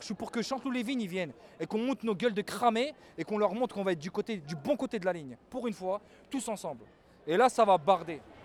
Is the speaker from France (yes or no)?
yes; Yvelines, Île-de-France, France; je suis des Yvelines. J'ai 33 ans, je suis un jeune qui a grandi en banlieue